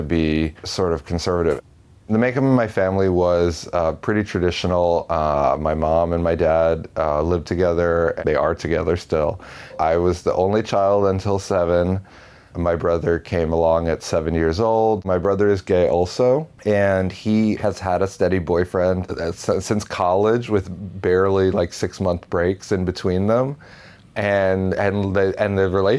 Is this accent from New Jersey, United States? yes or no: yes; Paramus, New Jersey, United States; I grew up in Paramus, New Jersey.